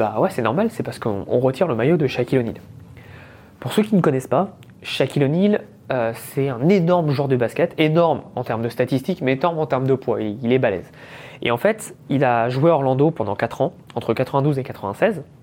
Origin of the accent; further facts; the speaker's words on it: France; Et il me fait J'aime bien ton accent, tu viens d'où Et là je lui dis bah, Je viens de France, etc.